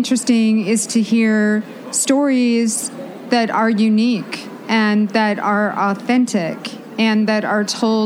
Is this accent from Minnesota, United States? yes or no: yes; Minneapolis, Minnesota, United States; in the Twin Cities, in my hometown, with my hometown audience